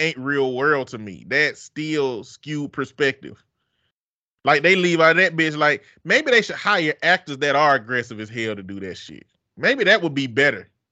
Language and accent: English; the South, United States; I'm from the South.